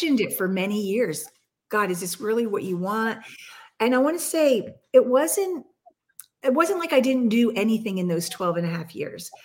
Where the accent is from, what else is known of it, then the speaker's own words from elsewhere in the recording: Bethlehem, Pennsylvania, United States; my hometown in Bethlehem in Lehigh Valley, Pennsylvania